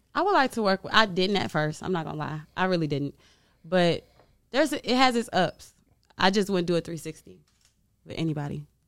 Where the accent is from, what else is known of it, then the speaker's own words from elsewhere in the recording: Chicago, Illinois, United States; moved away; I'm from Chicago